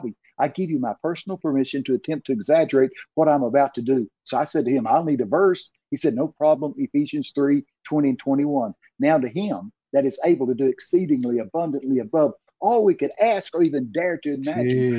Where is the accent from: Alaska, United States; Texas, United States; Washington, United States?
Texas, United States; accent: Texican; I'm from Texas